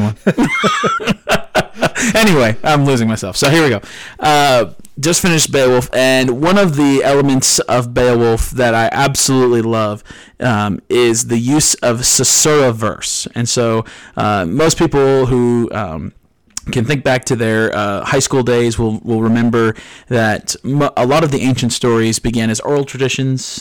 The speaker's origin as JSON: {"language": "English", "region": "New Jersey", "country": "United States", "moved": "yes", "lives_now": "Tennessee, United States", "said": "I'm from New Jersey, uh, not born and raised here in Tennessee, and one of the very few things that I miss about, uh, my northeastern roots is the ocean"}